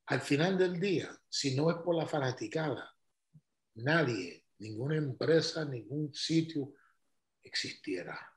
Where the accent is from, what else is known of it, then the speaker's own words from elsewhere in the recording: Cuba; digo, no, soy cubano.